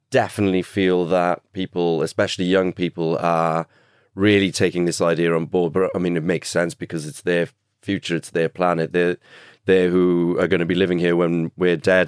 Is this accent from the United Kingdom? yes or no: yes; Cardiff, Wales, United Kingdom; growing up in Cardiff